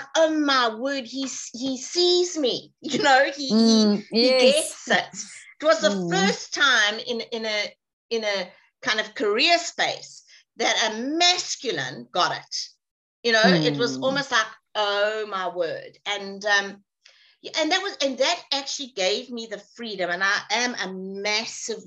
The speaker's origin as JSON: {"language": "English", "country": "South Africa", "also_born_or_lived": "England", "said": "Being South African was very interesting for me"}